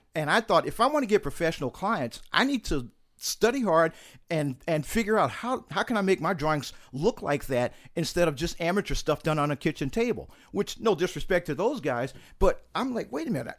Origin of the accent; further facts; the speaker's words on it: St. Louis, Missouri, United States; moved away as an adult; also born or lived in Utah; I grew up in Saint Louis, Missouri